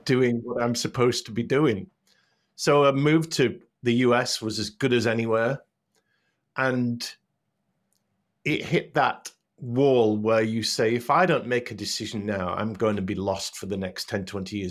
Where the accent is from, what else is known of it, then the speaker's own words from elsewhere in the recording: Hull, Yorkshire and the Humber, United Kingdom; moved away as an adult; also born or lived in North Carolina; I grew up in Hull, went to a pr, a Catholic primary school